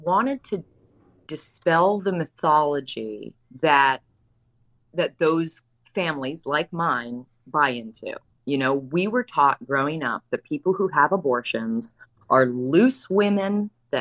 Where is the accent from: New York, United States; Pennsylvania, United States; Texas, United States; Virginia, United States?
Virginia, United States; I come from Virginia. I come from about as a conservative household as you can come from